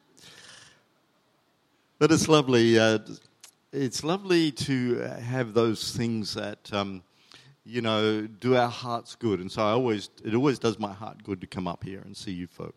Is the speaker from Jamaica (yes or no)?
no; New Zealand; also born or lived in Chile; now in Australia; we were Kiwis